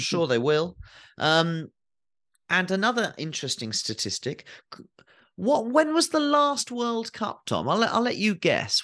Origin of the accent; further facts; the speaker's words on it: England, United Kingdom; as an English person, as a twelve-year-old or thirteen-year-old